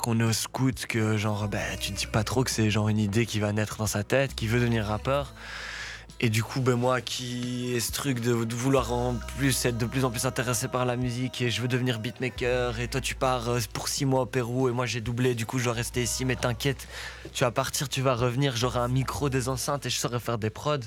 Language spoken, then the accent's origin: French; Brussels, Brussels-Capital Region, Belgium; also born or lived in Etterbeek; je suis né à Etterbeek, mais j'ai vécu du côté de Woluwe mhm. pendant beaucoup d'années de ma jeunesse